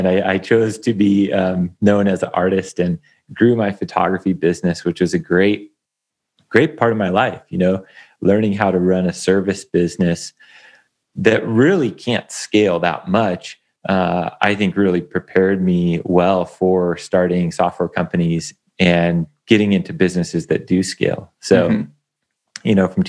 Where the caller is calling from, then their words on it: Bend, Oregon, United States; I'm coming in from Bend, Oregon.